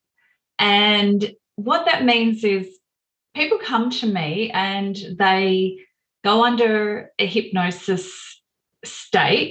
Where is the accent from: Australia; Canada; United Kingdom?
Australia; Melbourne, Victoria; when I was growing up in Melbourne